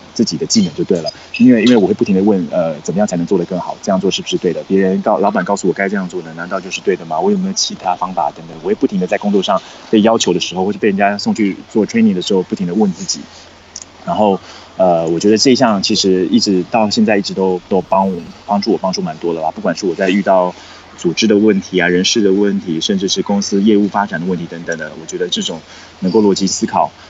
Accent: Taiwan; moved away as an adult; now in China; 其实我一直以来都是在台湾土生土长，然后读书的嘛

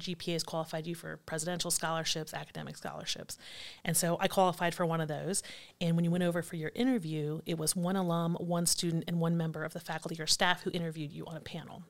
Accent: Allen County, Ohio, United States; born and raised in Allen County

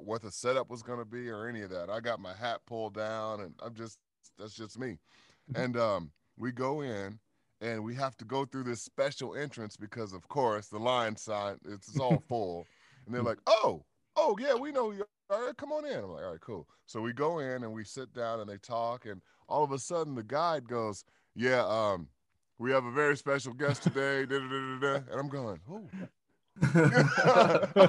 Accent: Chicago, Illinois, United States; I grew up in Chicago on the South Side

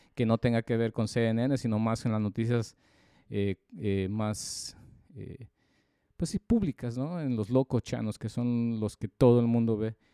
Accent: Mexico; los mexicanos somos malos

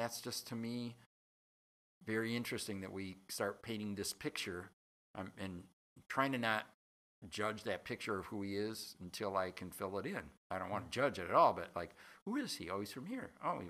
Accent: Berkeley, Michigan, United States

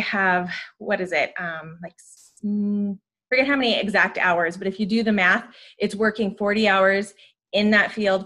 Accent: Montana, United States; moved away as an adult; also born or lived in Butte, Montana / Great Falls, Montana / Spokane, Washington / Sacramento, California; I was born and raised in Montana, born in Butte, about middle school, moved to Great Falls

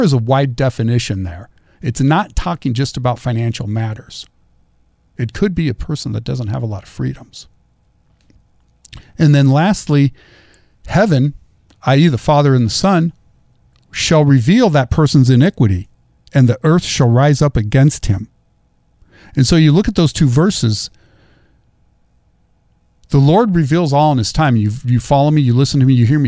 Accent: Central Valley, California, United States; Growing up in the Central Valley, growing up with the American River and the Sacramento River is my playground.

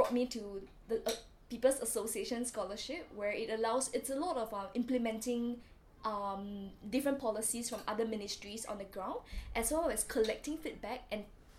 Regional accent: Singapore; moved away as an adult; also born or lived in Warwick, United Kingdom; now in London, United Kingdom; I am a master's student in UCL right now, doing social development practice, and I'm from Singapore.

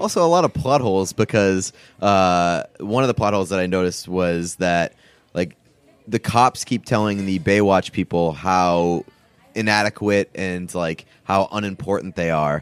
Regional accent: New England, United States; I'm from New England

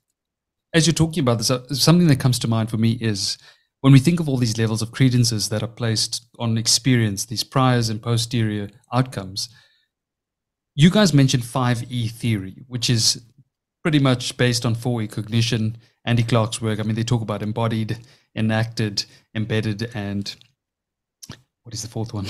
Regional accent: South Africa; accent: South African; my South African accent's obviously playing a role there.

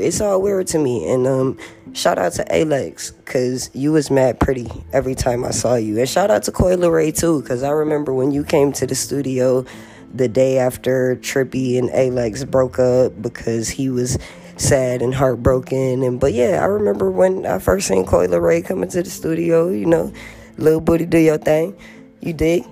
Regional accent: Los Angeles, California, United States; moved away; the house that I was raised in in Watts

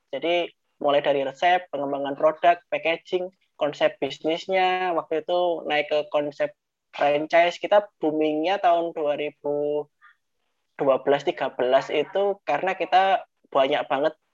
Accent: Mojokerto, East Java, Indonesia; moved away as an adult; also born or lived in Surabaya; Saya ini asli Mojokerto, Jawa Timur.

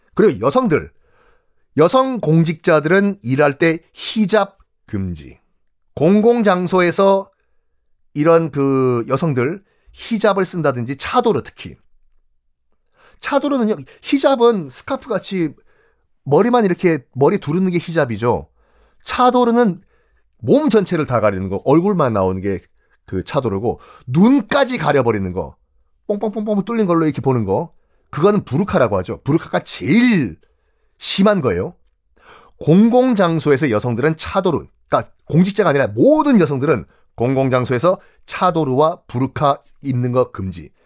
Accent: South Korea

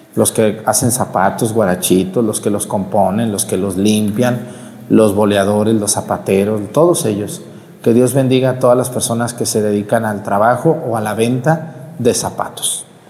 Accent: Mexticacán, Jalisco, Mexico; now in La Mojonera, Mexico; mi pueblo Mestigacán

